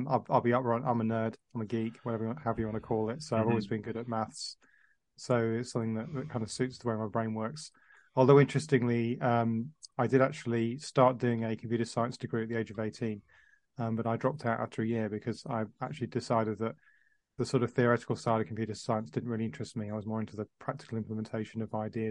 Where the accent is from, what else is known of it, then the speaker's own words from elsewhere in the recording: Dubai, United Arab Emirates; moved away; I was working in the Middle East, which is actually where I was brought up in Dubai